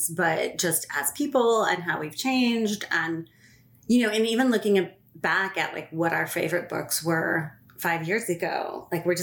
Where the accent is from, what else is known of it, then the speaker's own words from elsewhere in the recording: Los Angeles, California, United States; I'm also a Southern California girl, LA born and raised.